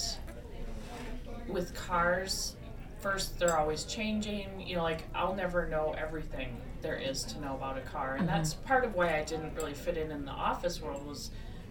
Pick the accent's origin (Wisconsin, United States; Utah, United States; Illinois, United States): Wisconsin, United States; Madison; also born or lived in Rochester, Minnesota; we moved here to Madison when I was 2. So I did grow up here, actually on the north side